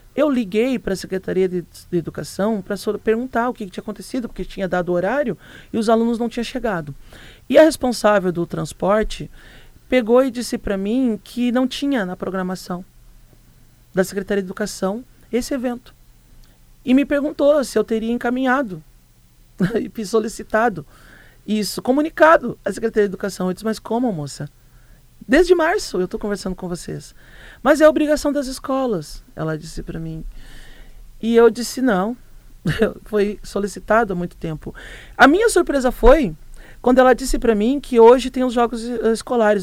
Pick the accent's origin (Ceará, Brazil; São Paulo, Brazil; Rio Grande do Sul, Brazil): Rio Grande do Sul, Brazil; now in Rio do Sul, Brazil; Eu sou gaúcha, natural, não sou nem catarinense